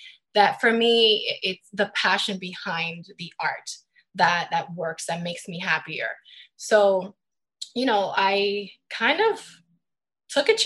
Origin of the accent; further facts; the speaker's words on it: New York City, New York, United States; also born or lived in Midtown Manhattan; I was born and raised in the Bronx